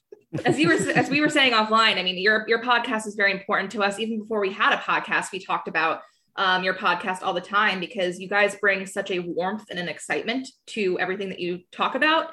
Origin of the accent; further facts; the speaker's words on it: New Jersey, United States; I'm from South Jersey